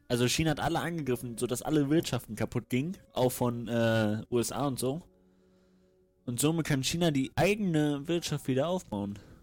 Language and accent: German; Rostock, Mecklenburg-Vorpommern, Germany; Ich komme aus Rostock.